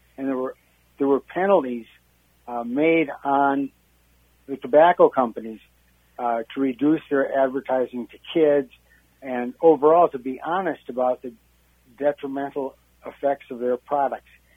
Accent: Wisconsin, United States; I'm from Wisconsin. I'm your, I'm your neighboring rival across the border.

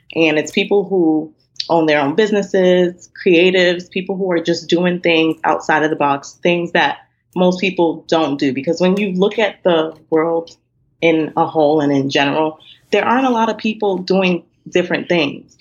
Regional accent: Nigeria; being Nigerian

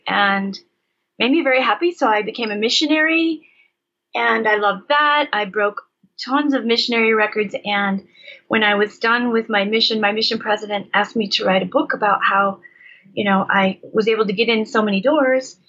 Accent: Michigan, United States; I was raised in Michigan

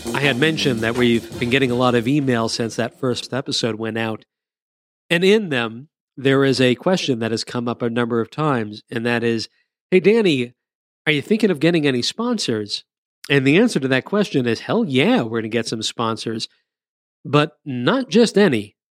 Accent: Culver City, California, United States; When I was seventeen growing up in Culver City, California

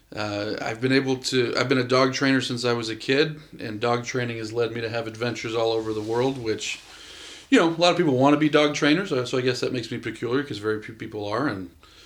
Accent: San Jose, California, United States; moved away as an adult; also born or lived in Tracy, California; now in Salt Lake City, United States; I grew up in California in the Bay Area until I was about 13, San Jose. And then we moved to a little town called Tracy when I was 13

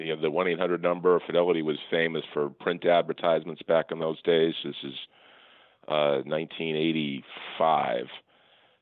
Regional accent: Falmouth, Massachusetts, United States; also born or lived in Connecticut; I grew up on the Cape in Falmouth, Massachusetts, went to a public high school

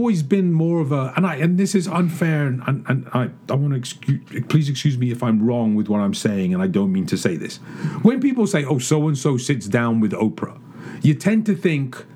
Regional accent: United Kingdom; as a Brit

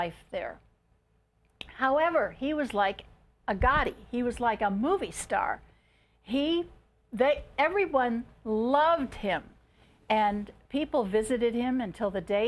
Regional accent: Chicago, Illinois, United States; also born or lived in New Buffalo, Michigan; now in Henderson, United States; I'm from Chicago

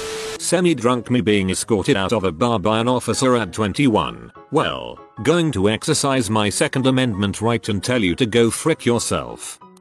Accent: Canada; I am Canadian. We no longer have vanilla cherry Coke.

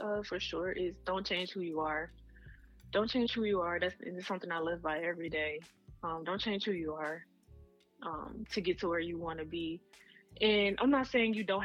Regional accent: Mississippi, United States; moved away; I'm super proud of where I'm from. I rep it always. We'll always rep it. And I don't meet a lot of people from Mississippi

